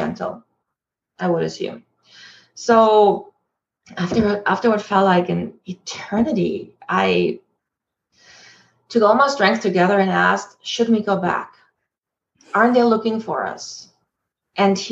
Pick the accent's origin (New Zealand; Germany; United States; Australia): Germany; moved away as an adult; now in Canada; Growing up in Germany, very strict